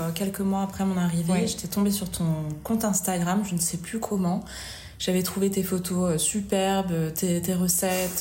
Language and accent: French; Vichy, Auvergne-Rhône-Alpes, France; moved away as an adult; also born or lived in Lyon / Paris; now in Bordeaux, France; je suis auvergnate